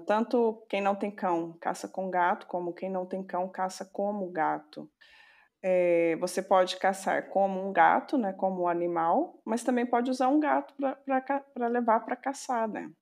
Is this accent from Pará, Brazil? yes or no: no; Serrania, Minas Gerais, Brazil; Eu sou de uma cidadezinha chamada Serrania